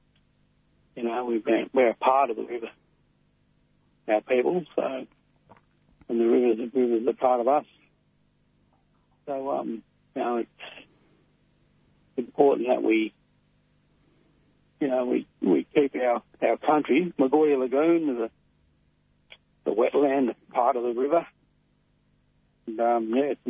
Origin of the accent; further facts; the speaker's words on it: Robinvale, Victoria, Australia; I'm from Tati Tati in Robin Vale, northwest Victoria